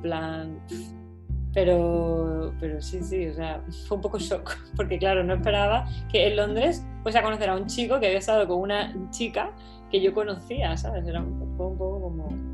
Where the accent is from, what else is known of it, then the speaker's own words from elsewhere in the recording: Málaga, Andalusia, Spain; moved away as an adult; now in London, United Kingdom; yo soy de Málaga